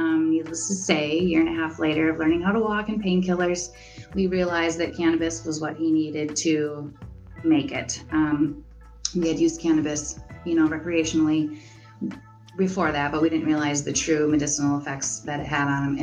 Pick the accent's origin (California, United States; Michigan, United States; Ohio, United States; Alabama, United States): Michigan, United States; Marquette; moved away as an adult; also born or lived in Madison, Wisconsin; I was born in Marquette. I went to school there, and then I went to Northern, graduated from Northern in 99.